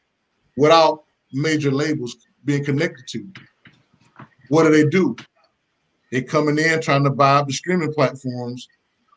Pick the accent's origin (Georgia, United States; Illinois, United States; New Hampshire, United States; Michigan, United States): Georgia, United States; Macon; I grew up in Macon, Georgia